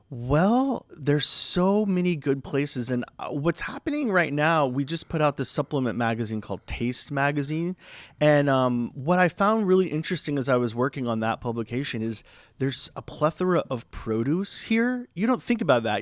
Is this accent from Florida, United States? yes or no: yes; Florida, United States; now in Palm Springs, United States; I'm originally from Florida.